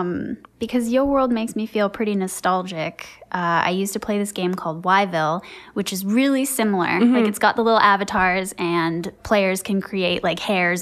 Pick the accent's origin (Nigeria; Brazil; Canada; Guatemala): Canada; I'm super Canadian.